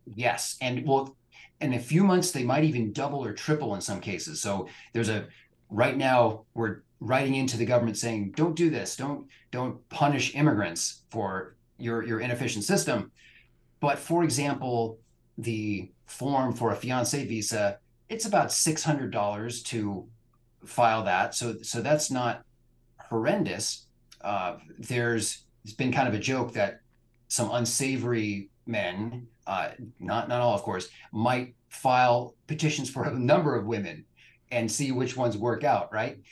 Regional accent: Bay Area, California, United States; also born or lived in Budapest, Hungary; now in Portland, United States; I grew up in California, but escaped the Bay Area to land in Portland, Oregon.

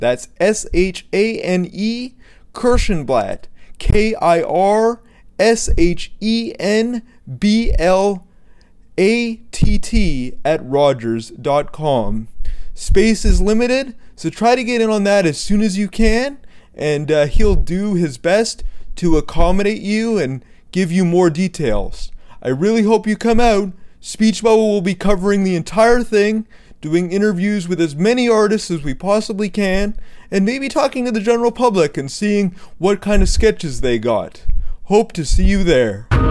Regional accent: Vancouver, British Columbia, Canada; I grew up in Vancouver

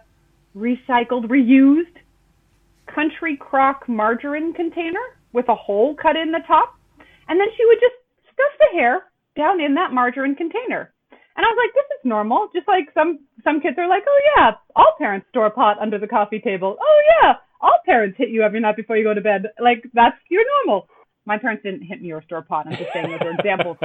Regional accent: Southern California, United States; when I was growing up in Southern California

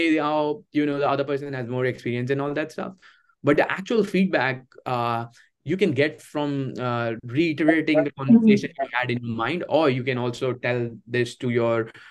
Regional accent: India; moved away as an adult; now in United States; my hometown in India

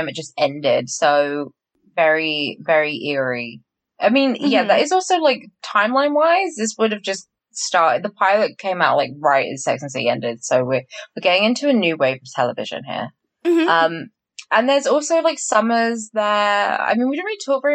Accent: United Kingdom; very British of me

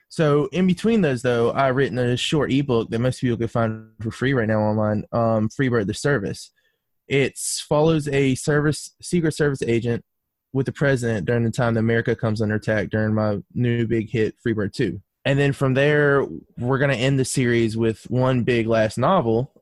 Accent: North Carolina, United States; moved away as an adult; now in Alabama, United States; I was born and raised in North Carolina

